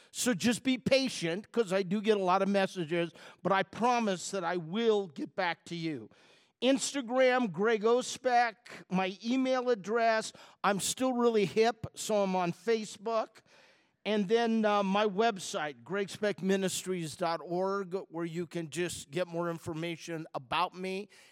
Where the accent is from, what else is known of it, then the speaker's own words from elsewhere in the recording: Chicago, Illinois, United States; I'm from Chicago area